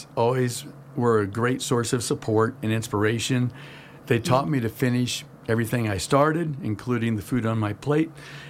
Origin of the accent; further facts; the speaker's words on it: St. Louis, Missouri, United States; moved away as an adult; also born or lived in Riverside, California; now in California, United States; moved to St. Louis, Missouri. I always kind of had this desire to return to California, but it would be approximately 20 years later. I grew up in St. Louis, Missouri.